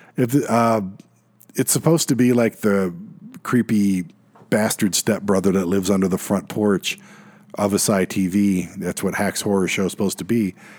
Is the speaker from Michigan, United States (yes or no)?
yes; Detroit, Michigan, United States; moved away; Detroit, my hometown